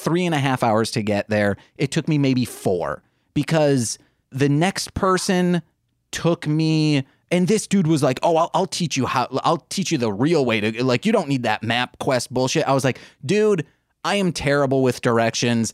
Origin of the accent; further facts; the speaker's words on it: Muskegon, Michigan, United States; I think 16, needed to get out of Muskegon.